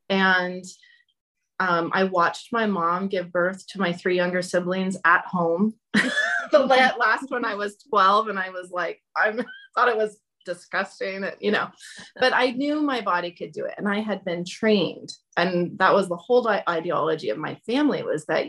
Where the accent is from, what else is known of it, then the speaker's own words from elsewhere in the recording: Nevada City, California, United States; moved away as an adult; I grew up in Nevada City